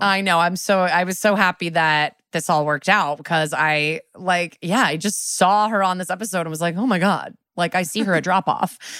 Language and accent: English; Connecticut, United States; also born or lived in New York; now in Los Angeles, United States; I was born in New York and raised in Connecticut right outside, but I lived there for eleven years before I moved to L